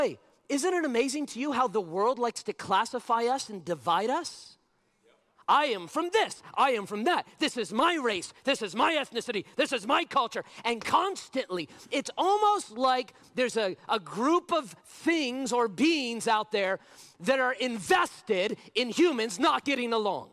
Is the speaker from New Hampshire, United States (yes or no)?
no; Las Vegas, Nevada, United States; I was 15 years old, born and raised in Vegas